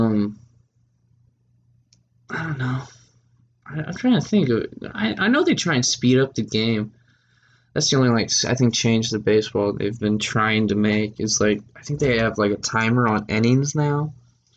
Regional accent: Texas, United States; I'm from Texas

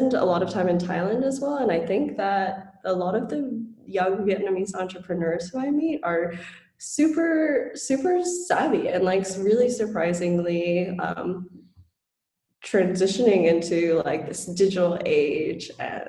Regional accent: Guam; moved away; also born or lived in Hawaii / Colorado / Tennessee; I was born and raised on Guam, and then in 2002 a typhoon hit, and my mom was basically like, okay, I'm moving to the US, are you coming with me?

